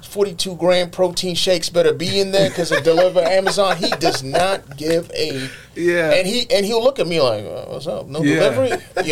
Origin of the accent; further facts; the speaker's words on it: Nigeria; moved away; I grew up in Nigeria, and I've had time here too.